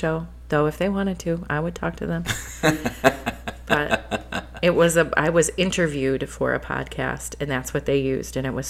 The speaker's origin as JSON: {"language": "English", "town": "Flint", "region": "Michigan", "country": "United States", "said": "Look at where we're from. We're from Flint."}